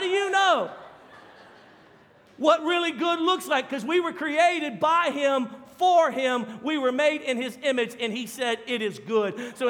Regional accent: Louisiana, United States; I grew up in Louisiana where we made mudmans.

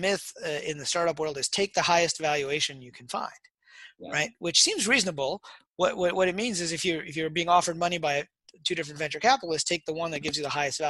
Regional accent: Detroit, Michigan, United States; I grew up in Detroit

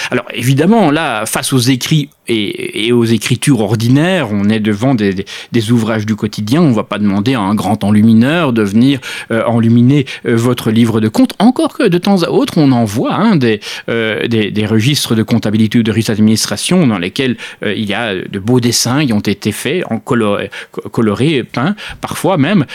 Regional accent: Belgium; je suis belge.

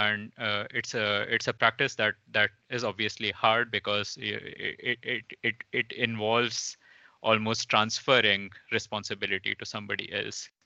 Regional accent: India; moved away; Originally, I'm from India, coming from a really small town

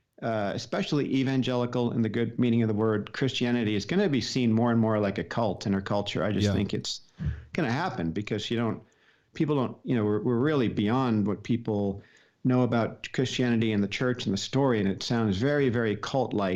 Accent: Paramus, New Jersey, United States; I grew up in Paramus, New Jersey, suburb of New York City, very close

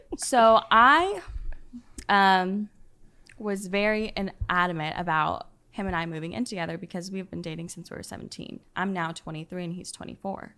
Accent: Dallas, Texas, United States; I'm from the Dallas area originally

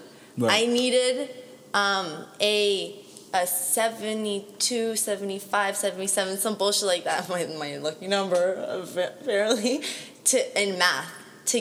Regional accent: London, Ontario, Canada; now in Toronto, Canada; I'm not from Toronto. I'm from London. London, Ontario. It's 2 hours away from here

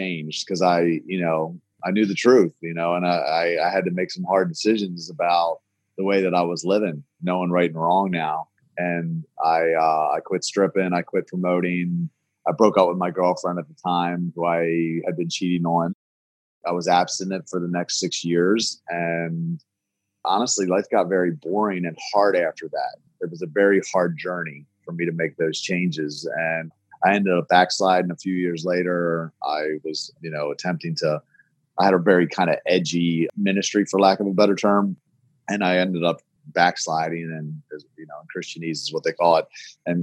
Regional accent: Baltimore, Maryland, United States; I was born in Baltimore, born and raised here in Baltimore.

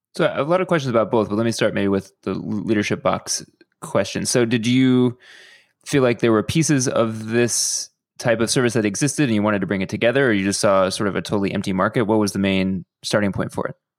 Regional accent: Houston, Texas, United States; somebody who grew up in Houston

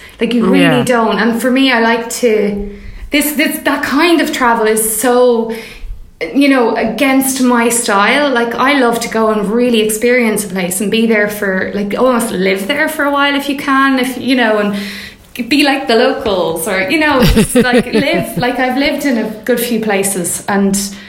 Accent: Mayo, Connacht, Ireland; now in London, United Kingdom; I'm from Mayo

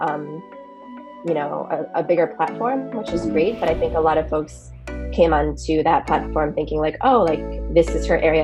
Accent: Washington, District of Columbia, United States; moved away as an adult; also born or lived in South Korea / St. Louis / Oakland, California; now in California, United States; I was born in South Korea and I was adopted when I was really little, 6 months old, and grew up in a really lovely Jewish family in Washington, D.C.

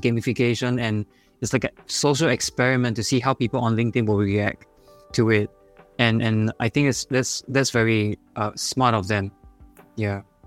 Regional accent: Singapore; accent: Singaporean; my Singaporean accent

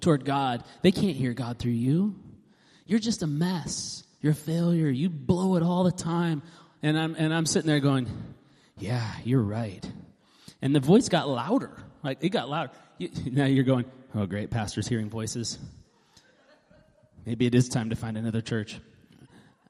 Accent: Alaska, United States; moved away; also born or lived in west side; I grew up like in Alaska and then lived on the west side for 15 years

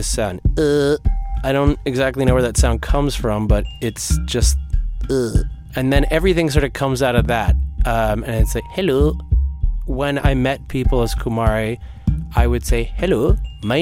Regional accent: New Jersey, United States; also born or lived in New York; I was born in New York and I grew up in New Jersey.

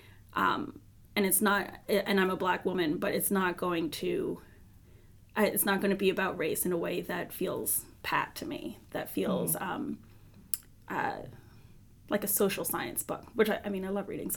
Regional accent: New York City, New York, United States; I grew up in Brooklyn

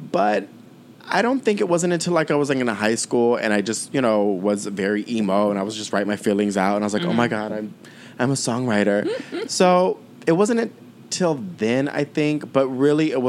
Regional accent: San Diego, California, United States; also born or lived in New York; I grew up in San Diego, California

